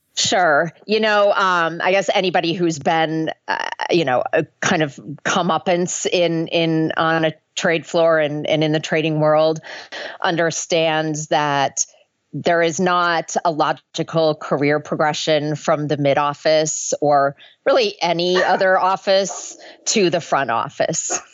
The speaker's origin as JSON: {"language": "English", "region": "Minnesota", "country": "United States", "tie": "born or raised there", "said": "I grew up in Minnesota went to the University of Minnesota"}